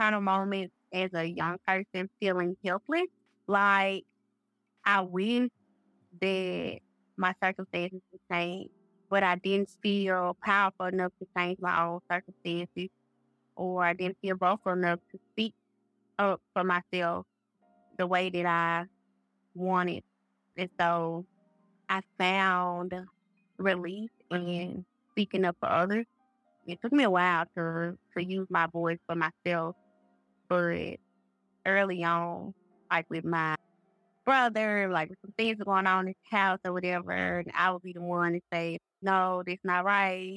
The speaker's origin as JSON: {"language": "English", "town": "Greenville", "region": "Mississippi", "country": "United States", "tie": "born or raised there", "also_born_or_lived": "Hattiesburg, Mississippi", "said": "born and raised in the Mississippi Delta, Greenville to be exact."}